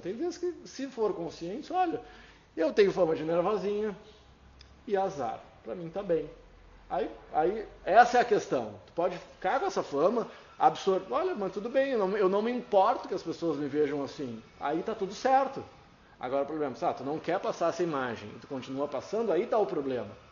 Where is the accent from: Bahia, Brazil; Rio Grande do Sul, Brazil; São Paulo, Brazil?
Rio Grande do Sul, Brazil; Eu sou orgulhoso de ser gaúcho